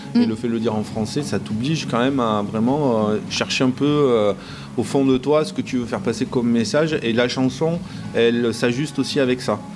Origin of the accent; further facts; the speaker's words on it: southern France, France; nous, dans le sud, hein, nous, on est proche de l'Espagne